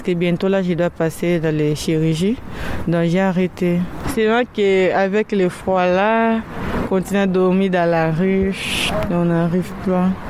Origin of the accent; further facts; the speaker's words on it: DR Congo; also born or lived in Angola; now in France; Je suis congolaise de la RDC, oui. mais j'ai vécu en Angola.